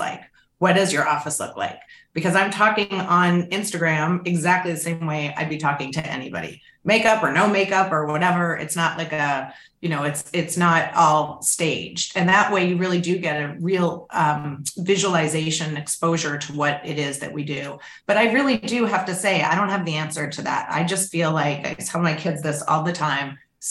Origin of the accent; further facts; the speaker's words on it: Canada; now in United States; I'm Canadian